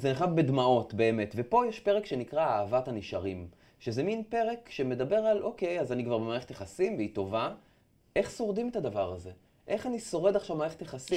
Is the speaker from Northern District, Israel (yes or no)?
yes; Afula, Northern District, Israel; moved away as an adult; now in Tel Aviv, Israel; עברתי מעפולה לתל אביב.